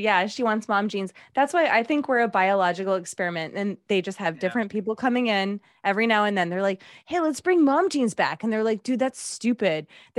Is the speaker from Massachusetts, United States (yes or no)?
yes; Massachusetts, United States; Well, I'm from Massachusetts